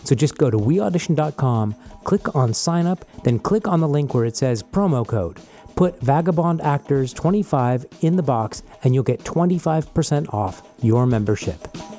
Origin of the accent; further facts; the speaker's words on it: United States; everyone can pretty much tell that I'm an American.